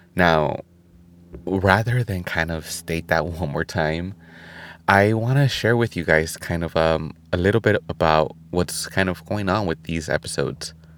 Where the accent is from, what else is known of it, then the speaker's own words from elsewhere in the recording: California, United States; California, my home state